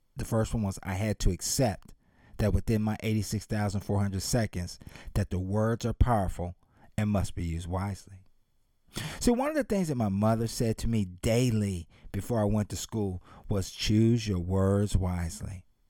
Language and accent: English; Columbus, Ohio, United States; moved away; my hometown of Columbus, Ohio